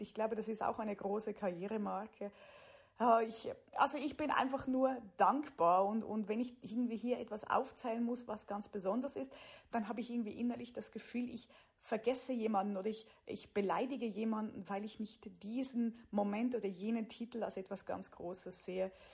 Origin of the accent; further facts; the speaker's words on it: Switzerland; moved away as an adult; also born or lived in Germany / United States / Sweden; Ich komme aus der Schweiz.